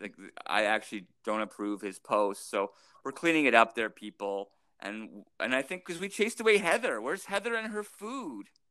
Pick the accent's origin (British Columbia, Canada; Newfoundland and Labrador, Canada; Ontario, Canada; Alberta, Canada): Alberta, Canada; St. Albert; now in Edmonton, Canada; I grew up in St. Albert